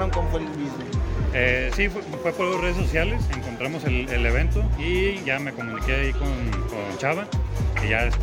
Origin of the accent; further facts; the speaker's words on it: Mexico; como buenos mexicanos que a todos le echamos limón